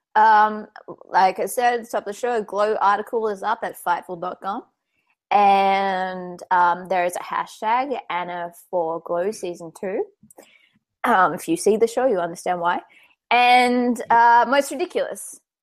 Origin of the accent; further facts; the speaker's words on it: Australia; I'm damn Australian